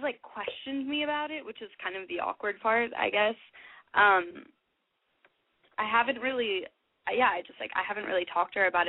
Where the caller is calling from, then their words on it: Los Angeles, California, United States; I'm 18 from Los Angeles.